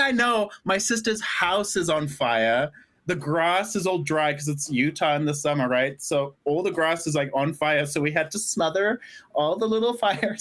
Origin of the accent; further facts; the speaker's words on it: Zimbabwe; moved away; I'm from Zimbabwe